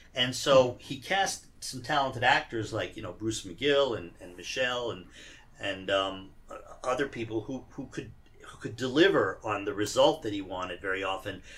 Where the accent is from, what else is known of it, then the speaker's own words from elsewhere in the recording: Iran; now in United States; even though I was born here, I grew up in Iran